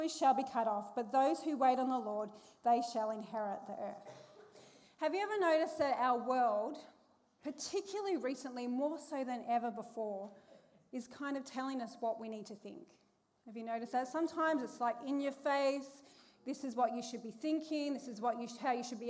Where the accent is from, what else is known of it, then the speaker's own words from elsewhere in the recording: Perth, Western Australia, Australia; growing up, I grew up in Perth